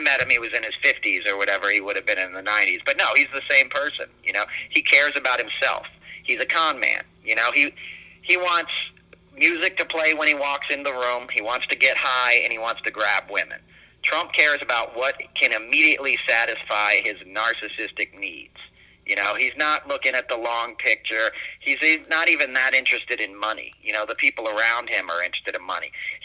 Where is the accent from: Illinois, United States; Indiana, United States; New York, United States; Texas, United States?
New York, United States; New York City; I grew up in New York City